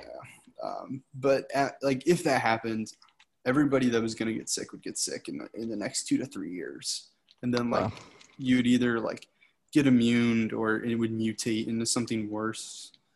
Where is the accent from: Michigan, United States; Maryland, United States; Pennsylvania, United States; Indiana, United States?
Michigan, United States; moved away as an adult; growing up in Michigan